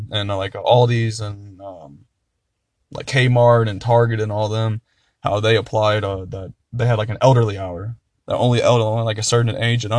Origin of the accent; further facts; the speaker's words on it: Columbus, Ohio, United States; By the way, we're from Ohio.